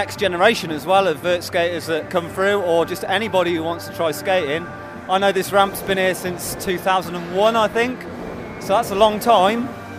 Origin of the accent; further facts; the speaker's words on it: Worcester, West Midlands, United Kingdom; I'm a skateboarder from Worcester.